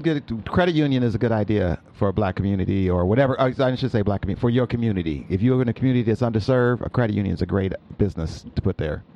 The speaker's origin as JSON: {"language": "English", "town": "Peoria", "region": "Illinois", "country": "United States", "tie": "born or raised there", "moved": "yes", "said": "who I was in Peoria growing up"}